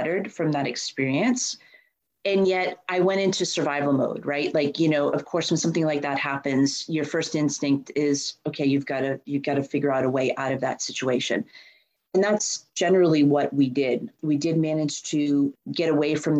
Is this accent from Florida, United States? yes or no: no; Boston, Massachusetts, United States; And I'm born and raised in Boston. I know Boston like the back of my hand. I actually grew up in the suburbs